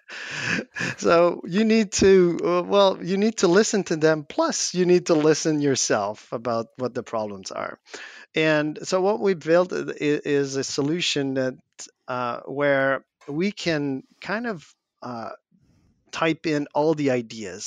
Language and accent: English; Quebec, Canada; we're French Canadian in a North American English only, like, continent